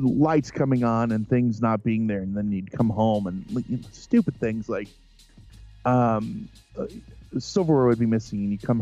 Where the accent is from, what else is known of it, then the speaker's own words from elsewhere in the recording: Central Illinois, United States; I'm from Central Illinois. So if you walk out our back door, 100 feet away is the beginning of the cemetery.